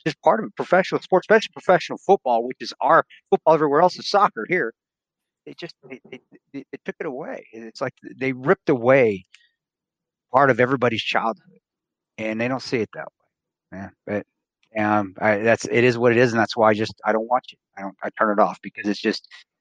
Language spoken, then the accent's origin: English; Provo, Utah, United States; I grew up around Division I college football, national championship team, where my dad coached at Brigham Young University